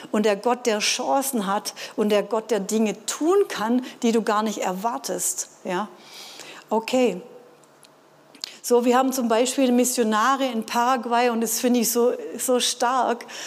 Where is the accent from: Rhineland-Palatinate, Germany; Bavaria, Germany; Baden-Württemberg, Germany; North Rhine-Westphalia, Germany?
Baden-Württemberg, Germany; Ja, ich als Schwabe hätte vielleicht gedacht